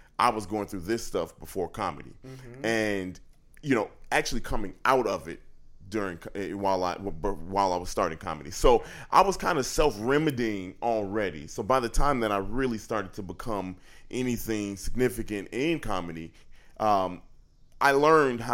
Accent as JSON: {"language": "English", "town": "Chicago", "region": "Illinois", "country": "United States", "tie": "born or raised there", "said": "I'm from the South Side of Chicago, so I didn't have a lot growing up"}